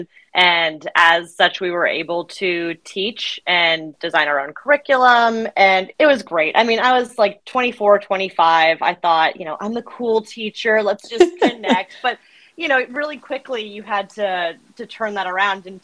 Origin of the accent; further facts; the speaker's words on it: Fairfax, Virginia, United States; I'm from Fairfax, Virginia. I'm one of those that has just stayed local their whole life. You know, went to high school here